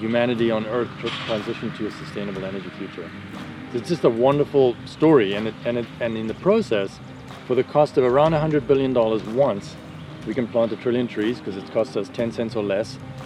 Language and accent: English; South Africa; moved away; that's where I grew up in South Africa